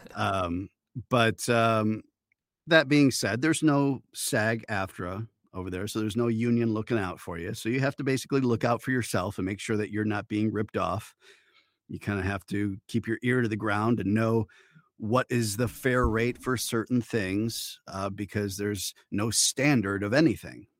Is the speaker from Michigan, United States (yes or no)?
yes; Detroit, Michigan, United States; moved away as an adult; also born or lived in Upper Peninsula, Michigan / Hong Kong; now in Los Angeles, United States; Originally born in Michigan, raised in the, uh, outskirts just outside of Detroit, in the suburbs of Detroit